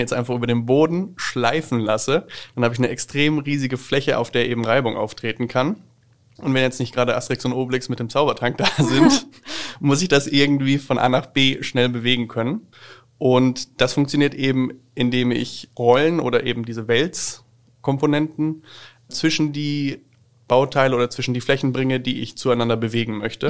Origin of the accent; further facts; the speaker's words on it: Schweinfurt, Bavaria, Germany; komme ich gebürtig aus der Stadt Schweinfurt